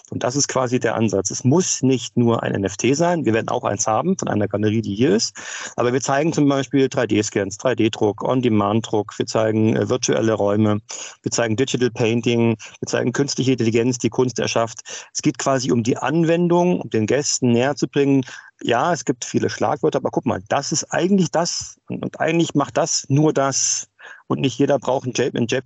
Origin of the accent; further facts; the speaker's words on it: Berlin, Germany; Nun, ich selbst bin Berliner und habe das Thema mit Off-Locations schon ziemlich lange in meinem Leben